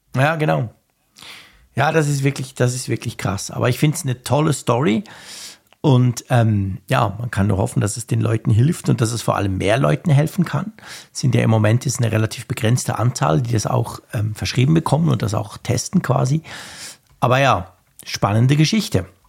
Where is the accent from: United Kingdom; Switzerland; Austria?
Switzerland; bei uns in der Schweiz